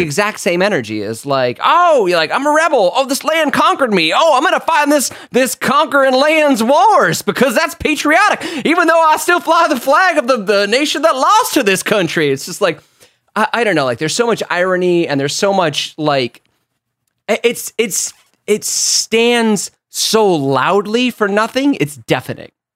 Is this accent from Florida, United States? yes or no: yes; Florida, United States; moved away; I'm from Florida